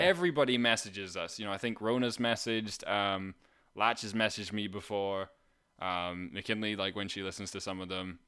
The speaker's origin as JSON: {"language": "English", "region": "Scotland", "country": "United Kingdom", "also_born_or_lived": "Canada", "moved": "as an adult", "said": "I was from Scotland"}